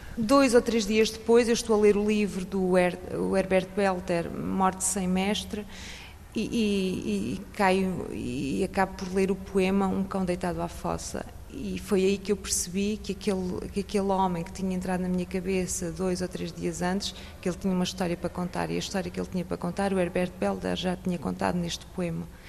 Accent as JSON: {"language": "Portuguese", "area": "a village near Leiria", "region": "Centro", "country": "Portugal", "tie": "born or raised there", "moved": "as an adult", "lives_now": "France", "said": "Nós portugueses. Nasci numa aldeia"}